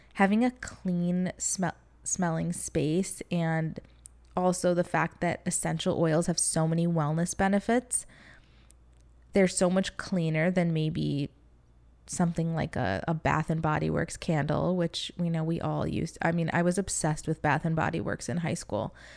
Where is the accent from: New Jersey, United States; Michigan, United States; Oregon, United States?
Michigan, United States; now in Florida, United States; growing up in Michigan